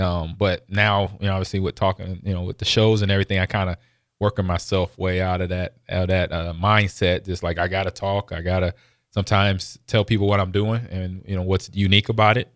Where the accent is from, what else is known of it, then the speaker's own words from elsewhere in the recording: West Coast, United States; moved away; growing up on the West Coast